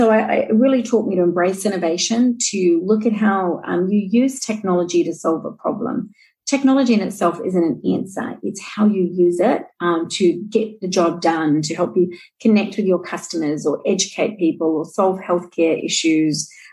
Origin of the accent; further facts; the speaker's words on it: New Zealand; now in Australia; And I am a Kiwi, and I know there's a few of us living here in Australia.